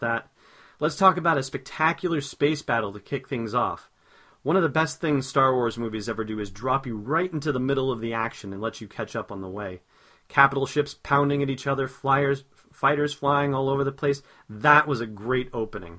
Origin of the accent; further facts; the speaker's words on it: Los Angeles, California, United States; now in New Hampshire, United States; I grew up in Los Angeles